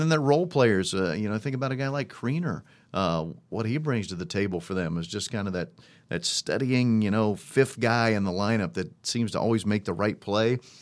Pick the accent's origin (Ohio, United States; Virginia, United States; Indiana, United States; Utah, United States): Indiana, United States; Monticello; also born or lived in Evansville, Indiana; I grew up in Monticello, Indiana